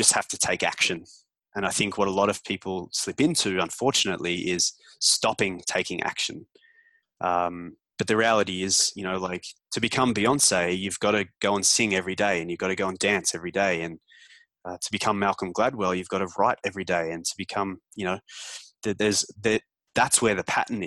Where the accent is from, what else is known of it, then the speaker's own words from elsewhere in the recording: Melbourne, Victoria, Australia; moved away as an adult; now in Toronto, Canada; leave Melbourne when I was 25 and pack up and move to Canada